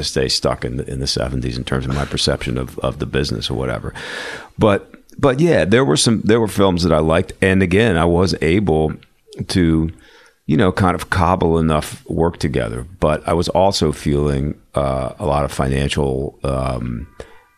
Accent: Philadelphia, Pennsylvania, United States; now in New York, United States; I grew up in Philly, so I you know, being growing up in an urban setting

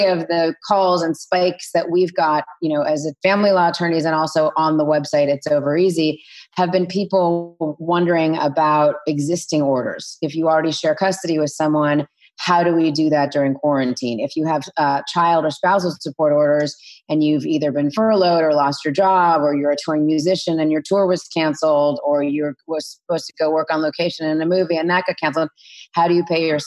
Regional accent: Los Angeles, California, United States; I'm from here in Los Angeles, born and raised

